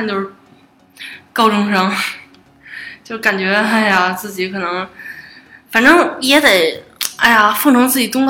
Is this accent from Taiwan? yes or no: no; Beijing, China; 但是作为北京人，